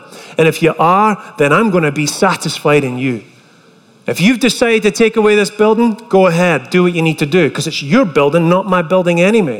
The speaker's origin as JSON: {"language": "English", "region": "Scotland", "country": "United Kingdom", "moved": "as an adult", "lives_now": "United States", "said": "I was fresh over from Scotland"}